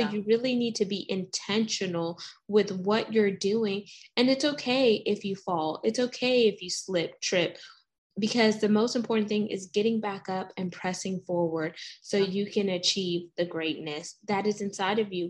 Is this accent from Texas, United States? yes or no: yes; the South, Texas, United States; I'm from us from the South. Like I live in Texas